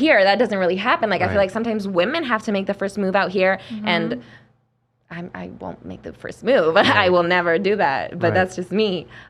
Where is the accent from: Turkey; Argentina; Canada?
Argentina; now in United States